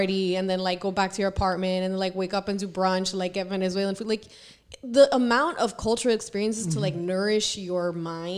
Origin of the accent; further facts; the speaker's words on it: Puerto Rico; moved away as an adult; now in New York City, United States; I'm originally from Puerto Rico. So I was raised there my whole life.